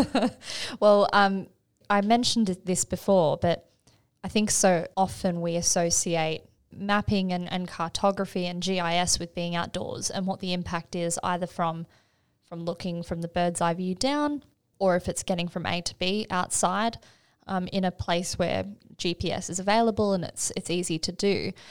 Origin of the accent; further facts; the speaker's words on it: Australia; being an Aussie